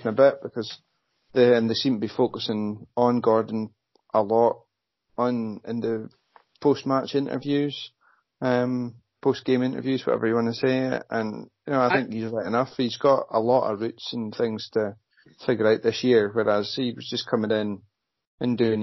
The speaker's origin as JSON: {"language": "English", "region": "Scotland", "country": "United Kingdom", "said": "we're from Scotland and Britain ourselves"}